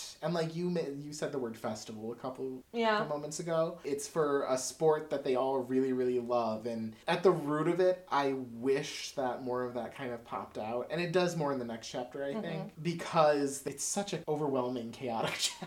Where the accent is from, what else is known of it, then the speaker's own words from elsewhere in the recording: Slovenia; I'm Slovenian, which is close to Bulgaria